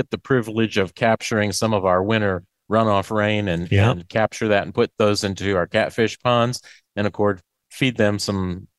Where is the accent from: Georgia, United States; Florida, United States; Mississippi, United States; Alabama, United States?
Mississippi, United States; Macon; I'm from Macon, Mississippi, East Central. Farm soybeans, corn, cotton, cattle, and catfish.